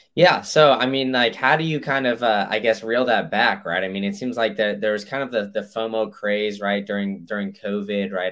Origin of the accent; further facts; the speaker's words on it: Chicago, Illinois, United States; moved away; originally from Chicago